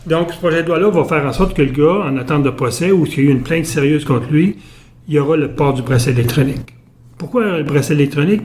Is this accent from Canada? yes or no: yes; Abitibi, Quebec, Canada; moved away as an adult; also born or lived in Buckingham, Quebec; je suis ramassé en Abitibi, j'avais un an et demi, puis je suis reparti d'Abitibi à 38 ans.